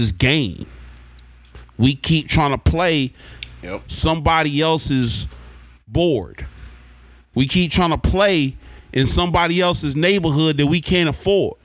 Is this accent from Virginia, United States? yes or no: no; Oklahoma, United States; growing up in Oklahoma